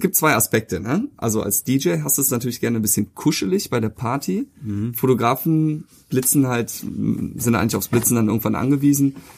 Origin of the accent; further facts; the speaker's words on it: Cologne, North Rhine-Westphalia, Germany; Ich bin ja auch hier in der Gegend groß geworden